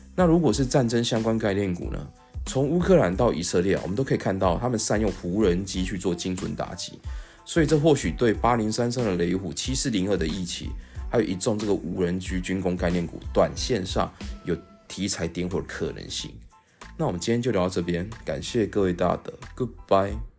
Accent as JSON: {"language": "Chinese", "country": "Taiwan", "said": "跟我们台湾人喝珍珠奶茶一样的自然"}